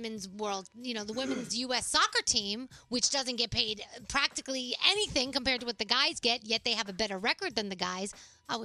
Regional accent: New York City, New York, United States; I'm from the Bronx

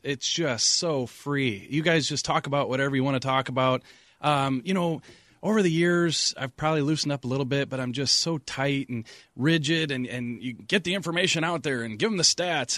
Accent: St. Louis, Missouri, United States; I grew up in Saint Louis

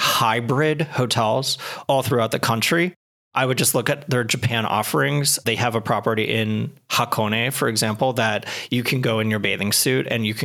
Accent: Canada; I grew up in Canada. I was born with skis on.

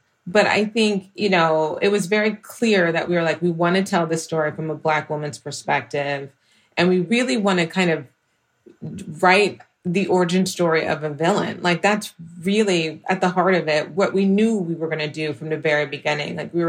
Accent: Houston, Texas, United States; being from Houston and just like having a real relationship, I think, with just being a black woman

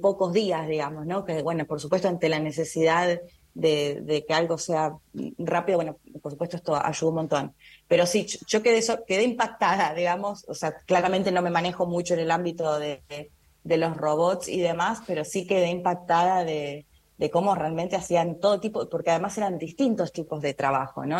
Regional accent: Argentina

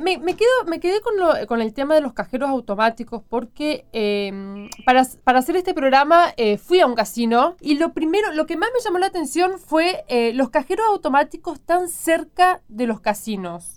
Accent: Chaco, Argentina; yo soy chaqueña

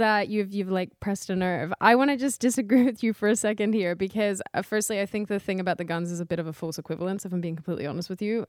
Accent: Australia; moved away; my home country

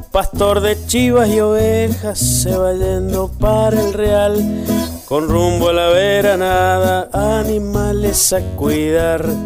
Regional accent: Ranquil Norte, Mendoza, Argentina; de Ranquil Norte, Malargüe, Mendoza. Soy músico y docente.

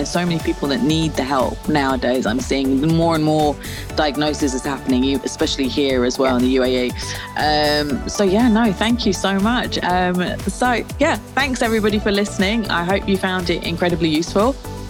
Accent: South East England, United Kingdom; I'm from Kent, and I've never been to Wales or Scotland or Ireland.

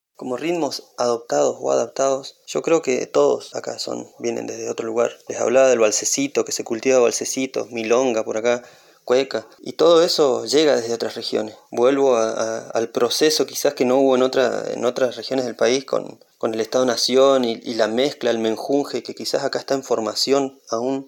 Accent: San Martín de los Andes, Neuquén, Argentina; Yo soy de San Martín de los Andes, acá al sur de la provincia de Neuquén

